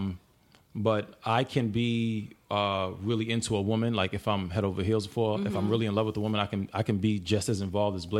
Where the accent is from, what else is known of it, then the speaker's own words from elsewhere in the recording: New York City, New York, United States; I'm from Brooklyn